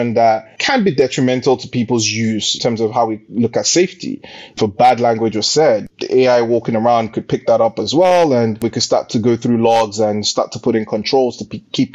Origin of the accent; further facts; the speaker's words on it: Nigeria; moved away as an adult; now in United Kingdom; born and bred in Nigeria. I went to primary school, college, university in Nigeria, and then came to the UK for my master's